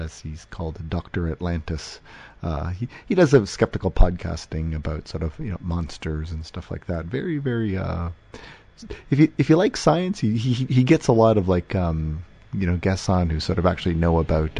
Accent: Windsor, Ontario, Canada; I hail from Windsor

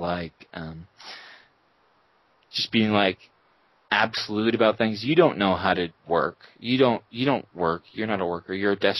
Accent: Colorado, United States

